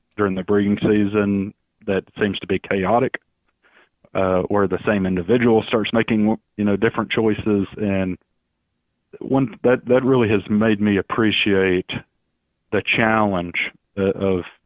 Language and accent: English; Alabama, United States; moved away as an adult; also born or lived in Mississippi; now in Florida, United States; I actually grew up in Alabama, in case everybody's wondering where the accent is from